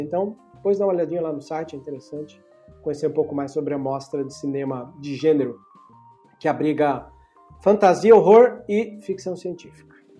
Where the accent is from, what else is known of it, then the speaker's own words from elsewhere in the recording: Brazil; Eu, eu sou latino-americano e a gente carrega todo latino-americano, por mais que a gente está mais vindo da linha portuguesa do que a hispânica